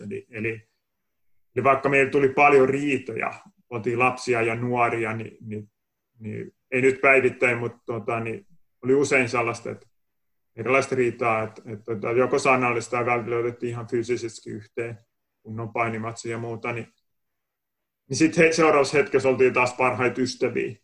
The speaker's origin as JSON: {"language": "Finnish", "town": "Kotka", "region": "Kymenlaakso", "country": "Finland", "tie": "born or raised there", "accent": "Kotka dialect", "moved": "yes", "said": "olen Kotkas kotosin ja saattaa tuosta puheesta vähän kuulostaakin toi Kotkan murre edelleen"}